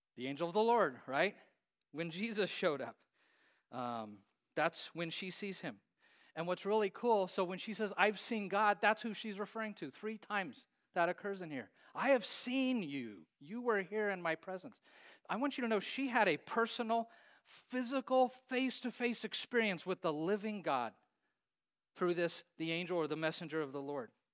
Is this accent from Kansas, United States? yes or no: yes; Hays, Kansas, United States; I grew up in Hayes, Kansas.